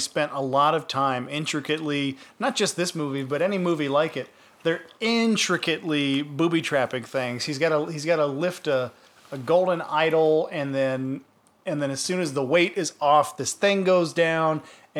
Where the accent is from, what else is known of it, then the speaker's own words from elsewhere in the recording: Boston, Massachusetts, United States; That was real. Guys, that's my real dick, guys. I'm from Boston. That's the way every dick looks.